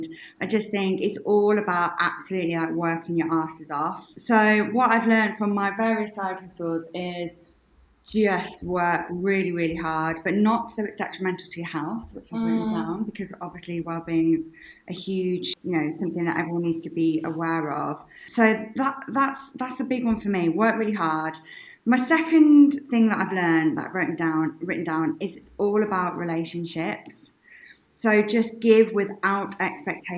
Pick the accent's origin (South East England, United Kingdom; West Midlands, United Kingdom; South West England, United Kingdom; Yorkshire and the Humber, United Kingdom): West Midlands, United Kingdom; also born or lived in Birmingham; I'm a Brummie. I'm from the West Midlands, and I've lived in Birmingham for the last 7 years.